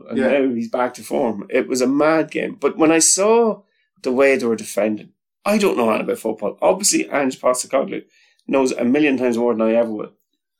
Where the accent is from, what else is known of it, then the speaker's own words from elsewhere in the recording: Ireland; as an Irish person who goes to matches